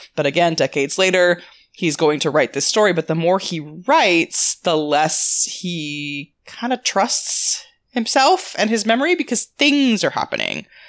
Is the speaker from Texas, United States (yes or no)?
no; California, United States; I grew up in California